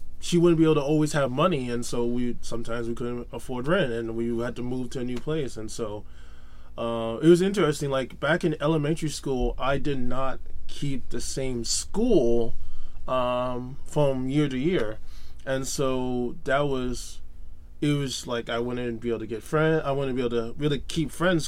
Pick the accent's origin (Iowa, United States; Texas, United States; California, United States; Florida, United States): Florida, United States; Fort Lauderdale; also born or lived in Miami, Florida; I was raised mostly in Fort Lauderdale, Florida